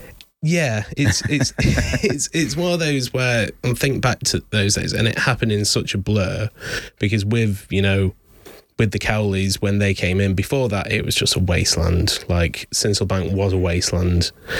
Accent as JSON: {"language": "English", "area": "Lincoln", "region": "East Midlands", "country": "United Kingdom", "tie": "born or raised there", "said": "I was born in Lincoln. Didn't actually end up living there. Lived in, you know, a village about 40 minutes away, but it's always been the closest place."}